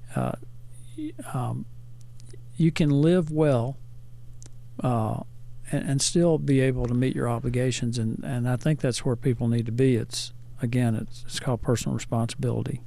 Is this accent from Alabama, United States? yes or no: yes; Hackleburg, Alabama, United States; I grew up in Hackleburg, Alabama